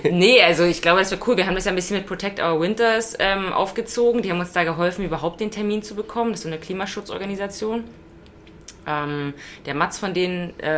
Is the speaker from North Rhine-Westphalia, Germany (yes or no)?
no; Brandenburg, Germany; Also bei uns in Brandenburg, da gibt es ja so Radwege, wo so die, die Wurzeln der Bäume so hoch wachsen